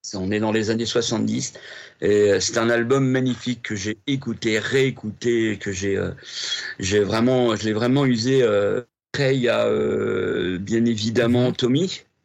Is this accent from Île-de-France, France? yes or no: no; Rouen, Normandy, France; je suis né à Rouen hmm. en 61, 1961